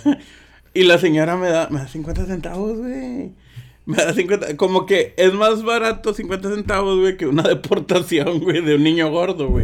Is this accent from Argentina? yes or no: no; Mexico; yo soy de México